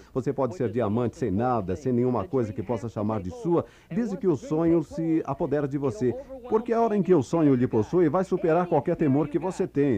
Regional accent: New York, United States; Fui criado em Nova York, no Bronx

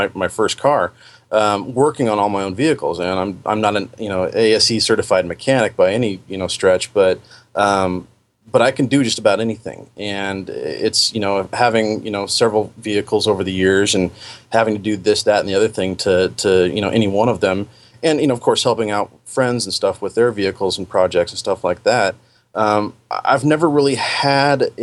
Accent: Puget Sound area, Washington, United States; moved away as an adult; now in Oregon, United States; Although I was born and raised up in the Puget Sound area, after my teenage years, I've spent all my time here in Oregon

